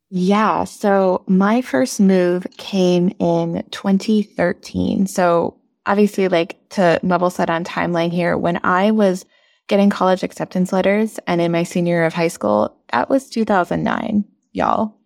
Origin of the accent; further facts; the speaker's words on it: Bay Area, California, United States; moved away as an adult; also born or lived in Portland / Miami; now in Washington, D.C., United States; I was from the Bay Area in California